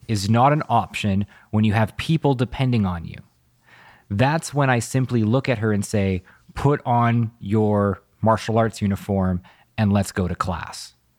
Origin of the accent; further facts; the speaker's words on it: Vancouver, British Columbia, Canada; growing up in Vancouver